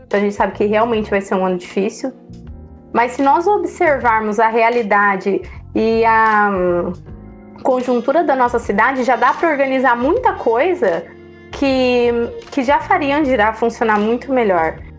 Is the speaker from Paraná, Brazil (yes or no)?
yes; Andirá, Paraná, Brazil; nascida e criada aqui em Andirá, tenho 30 anos, é, estudei a vida toda aqui em Andirá também